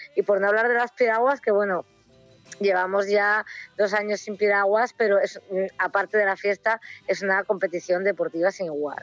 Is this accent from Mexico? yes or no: no; Ribadesella, Asturias, Spain; yo que soy de Rivesella